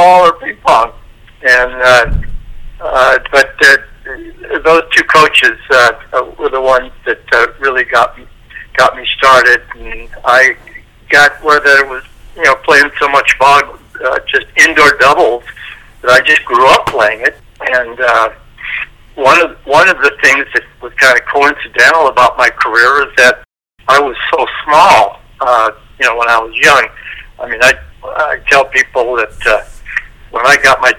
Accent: Santa Monica, California, United States; I grew up in Santa Monica

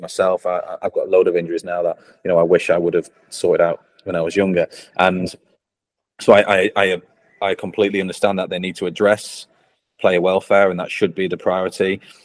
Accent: Blackpool, North West England, United Kingdom; accent: northern; moved away; I grew up in Blackpool. Um, you can tell by the northern accent, I've not lost it.

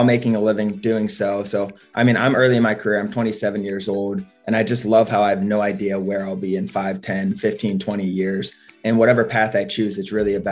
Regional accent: Cincinnati, Ohio, United States; moved away as an adult; also born or lived in Israel; now in St. Petersburg, United States; I grew up in Cincinnati, moved to Israel for a year

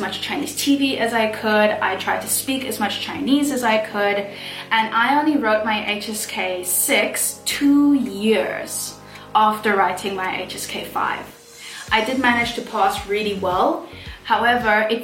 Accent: South Africa; moved away as an adult; now in Shenzhen, China; I then flew back to my home country of South Africa

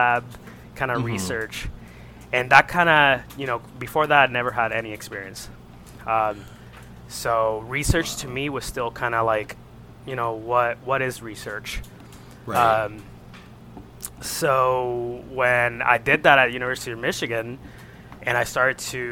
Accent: Isabela, Puerto Rico; moved away as an adult; also born or lived in Ohio / Toledo, Ohio; I am from Puerto Rico, from the home, my hometown is Isabela.

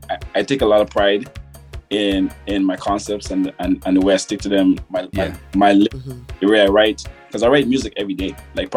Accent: Grenada; I'm from Grenada

